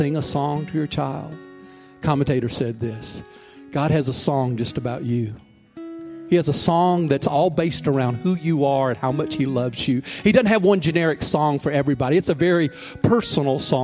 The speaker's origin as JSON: {"language": "English", "town": "Mobile", "region": "Alabama", "country": "United States", "tie": "born or raised there", "also_born_or_lived": "New York", "moved": "as an adult", "said": "once I left Mobile, where my hometown is, and went to New York"}